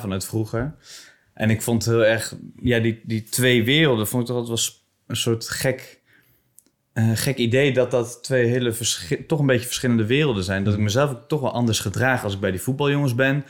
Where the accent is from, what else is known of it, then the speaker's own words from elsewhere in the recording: Bible Belt, Netherlands; in de Bijbelbelt waar ik vandaan kom